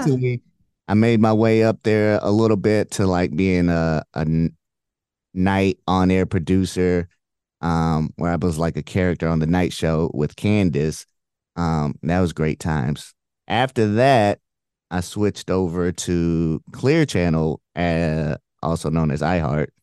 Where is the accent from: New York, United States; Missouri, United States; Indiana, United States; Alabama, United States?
Indiana, United States; Indianapolis; moved away as an adult; also born or lived in Illinois / Michigan / Houston; I grew up in Indy